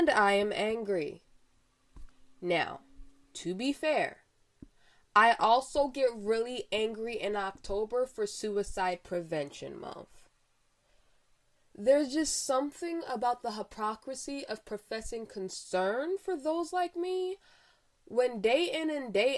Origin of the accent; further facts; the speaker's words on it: Philadelphia, Pennsylvania, United States; As a Philadelphian